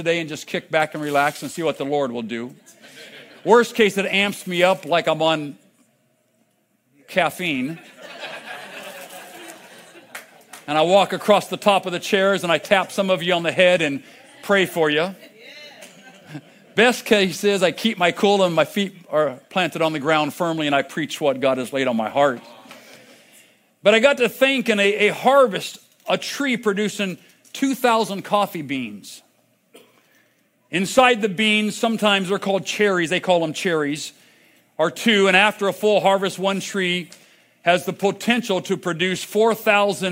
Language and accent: English; United States; I came from the United States